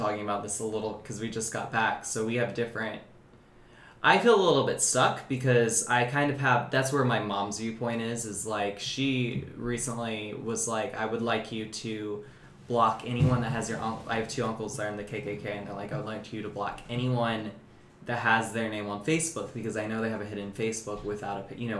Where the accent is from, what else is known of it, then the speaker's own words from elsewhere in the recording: North Carolina, United States; North Carolina.